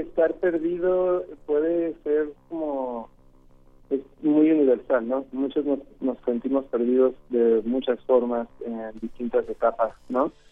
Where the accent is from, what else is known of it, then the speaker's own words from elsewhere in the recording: Mexico; now in Los Angeles, United States; Y en México y ya después me fui, a, a Los Ángeles y pues también terminó de crecer ahí un poco